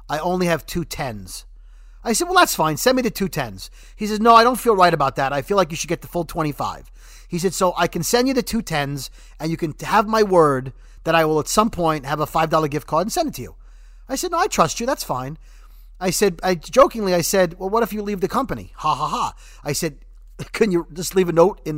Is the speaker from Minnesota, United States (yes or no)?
no; New York City, New York, United States; moved away; I'm from Brooklyn